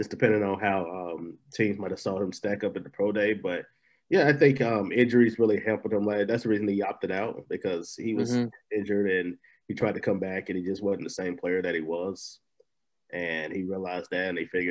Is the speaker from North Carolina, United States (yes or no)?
yes; North Carolina, United States; I'm from North Carolina